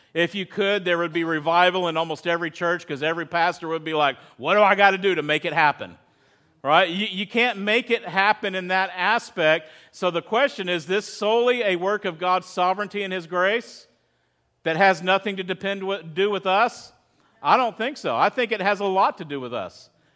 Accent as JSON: {"language": "English", "region": "Texas", "country": "United States", "moved": "as an adult", "lives_now": "California, United States", "said": "I'm from Texas"}